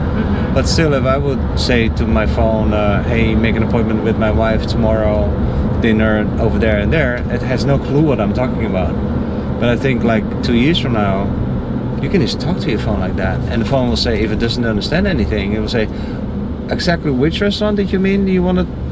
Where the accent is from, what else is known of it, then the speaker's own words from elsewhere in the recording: Netherlands; moved away; I'm from the Netherlands